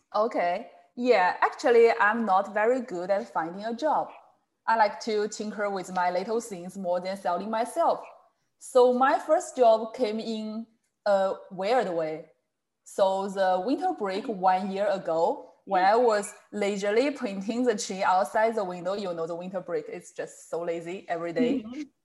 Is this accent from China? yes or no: yes; China; from China